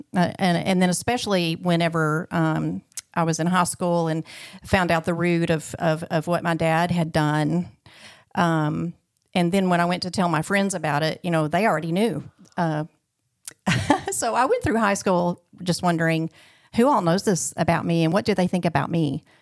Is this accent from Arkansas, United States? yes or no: yes; Clarksville, Arkansas, United States; also born or lived in Little Rock, Arkansas; I was born in Little Rock, um, and then we moved to Clarksville, Arkansas when I was two, and then I was raised there